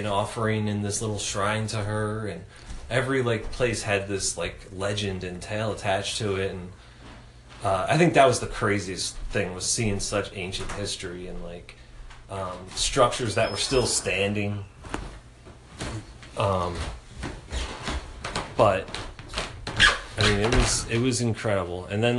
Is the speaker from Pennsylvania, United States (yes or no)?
yes; Philadelphia, Pennsylvania, United States; I told them I was from Philadelphia, and they asked me if I knew Will Smith. Because everybody in Philly knows each other.